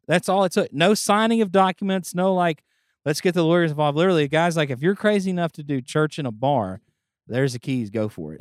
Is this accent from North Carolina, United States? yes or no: no; Bethany, Louisiana, United States; also born or lived in Bossier City, Louisiana / Houston, Texas / Austin, Texas; I grew up in Bethany and then at thirteen we moved to Bossier.